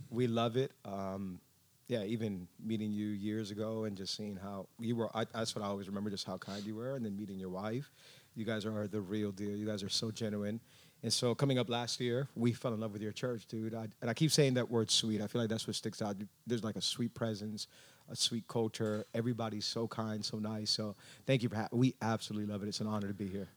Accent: Miami, Florida, United States; first language English; I was born and raised in Miami.

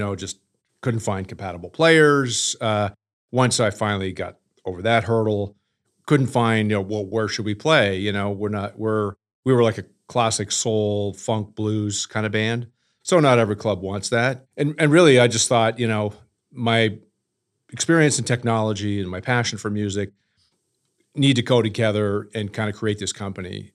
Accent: Canada; moved away; also born or lived in New York City; I'm originally from Canada, fell in love with New York City and moved there

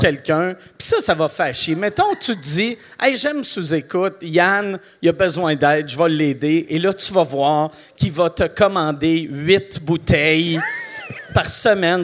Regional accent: Quebec City, Quebec, Canada; also born or lived in Montreal; je viens de la ville de Québec. Aussitôt que je, suis arrivé à Montréal, c'était pour faire l'humour. Et euh, j'avais 19 ans

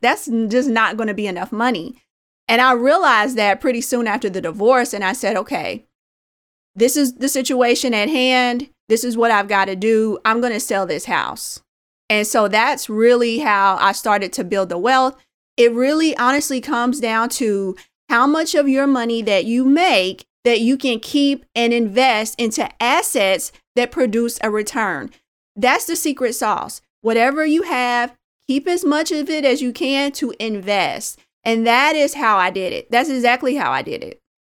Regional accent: Indianapolis, Indiana, United States; a young girl growing up in Indianapolis, Indiana

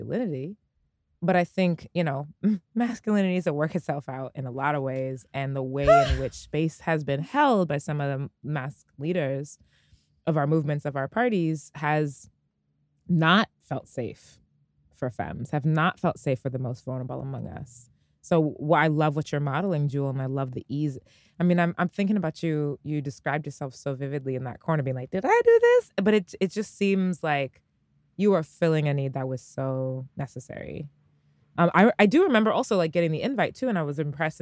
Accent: Bay Area, California, United States; moved away as an adult; I'm originally from the Bay Area, California

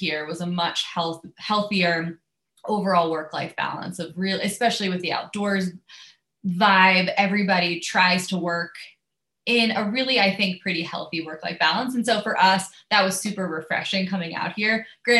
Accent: Pennsylvania, United States; And I grew up on the East Coast. I grew up outside of Philly.

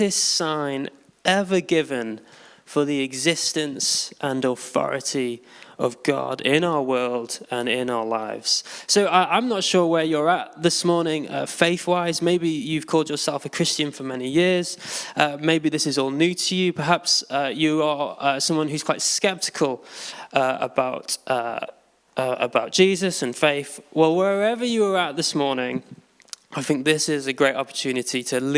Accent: Derbyshire, East Midlands, United Kingdom; moved away as an adult; now in London, United Kingdom; I'm originally from Derbyshire

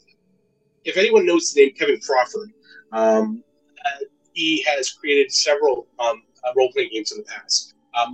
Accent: Canada; I'm from Canada

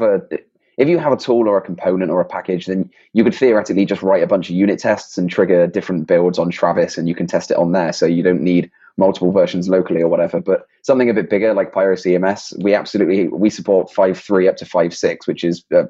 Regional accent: England, United Kingdom; accent: English; my English accent

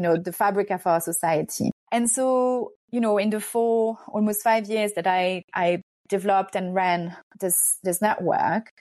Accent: France; also born or lived in Hungary; I'm Hungarian. Um, but I'm also French. I grew up in France.

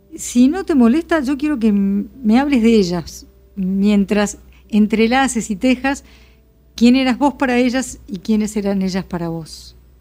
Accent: Buenos Aires, Argentina; no voy a decir argentino, pero por lo menos porteño, y yo soy muy porteña

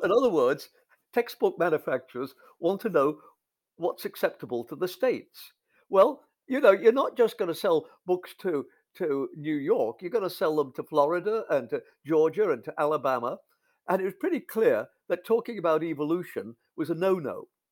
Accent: England, United Kingdom; moved away as an adult; also born or lived in North America; I, I grew up in England in the fifties

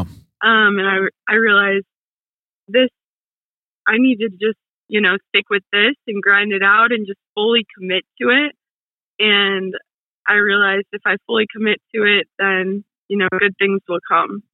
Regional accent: Toledo, Ohio, United States; also born or lived in Cincinnati, Ohio; I am from Ohio, the Toledo area over in Ohio

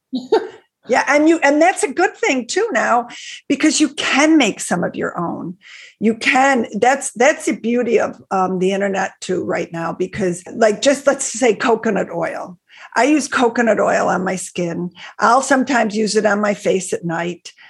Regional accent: Buffalo, New York, United States; I grew up in Buffalo, New York. I still live in Buffalo, New York.

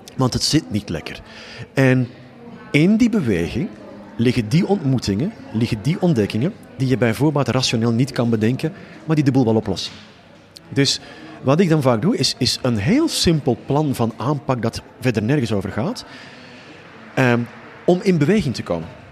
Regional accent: just south of Utrecht, Flanders, Belgium; accent: Flemish (implied); Je hoort ook onmiddellijk aan mijn accent, wat wij trouwens een taal noemen, eh, dat ik eh, net iets ten zuiden van eh, Utrecht woon. maar ik werk voornamelijk in Nederland

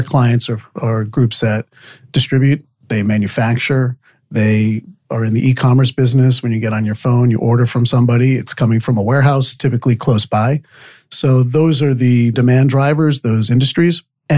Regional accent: Rhode Island, United States; moved away as an adult; also born or lived in Vermont; now in South Florida, United States; So I grew up in Rhode Island and went to college at the University of Vermont.

